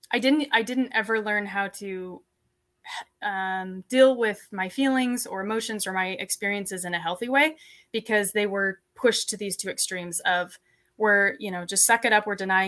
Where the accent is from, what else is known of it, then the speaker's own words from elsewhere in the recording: Layton, Utah, United States; So growing up, I grew up in Utah, in Layton, and I grew up on a small ranch.